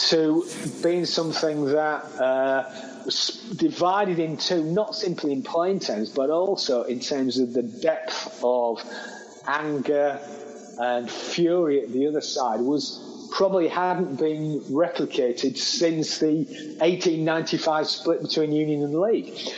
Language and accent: English; Hull, Yorkshire and the Humber, United Kingdom; my hometown, that Hull